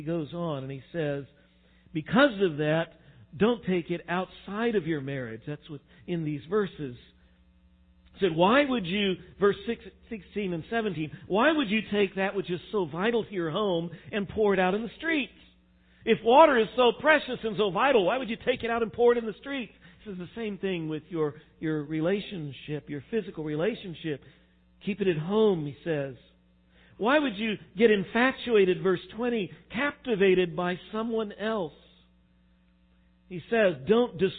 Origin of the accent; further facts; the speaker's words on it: West Texas, United States; now in Midwest, United States; I grew up out in West Texas